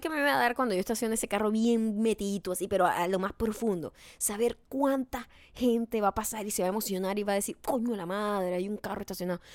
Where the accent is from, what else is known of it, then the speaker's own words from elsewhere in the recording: Venezuela; moved away; Nosotros los venezolanos